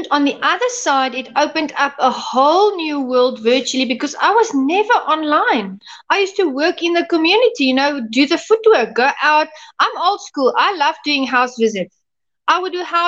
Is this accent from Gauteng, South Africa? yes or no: no; Soutpansberg Mountains, Limpopo, South Africa; also born or lived in Louis Trichardt; I was born and raised. I had a pure South African upbringing. I grew up, I was born in Lutrigard, and I grew up in the Soutpansberg Mountains